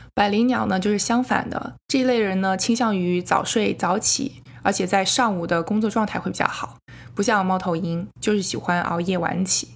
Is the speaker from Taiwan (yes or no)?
no; China; now in United States; 我是土生土长的中国人